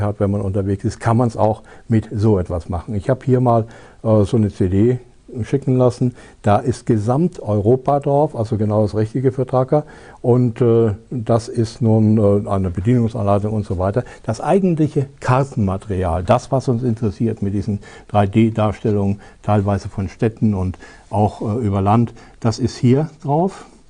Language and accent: German; Germany; bei uns in Deutschland